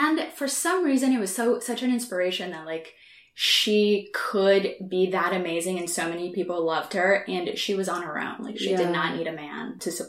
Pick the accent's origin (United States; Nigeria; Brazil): Brazil; southern Brazil; moved away; I'm from Southern Brazil.